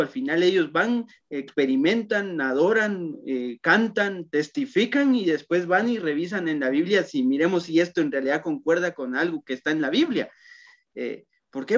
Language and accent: Spanish; Totonicapán, Guatemala; en Totonicapán, que justamente de donde soy yo